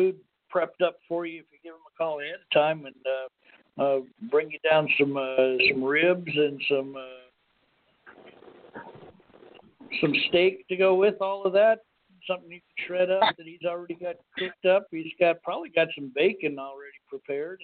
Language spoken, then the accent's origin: English; Safford, Arizona, United States; Town's called Safford, Arizona. That's my hometown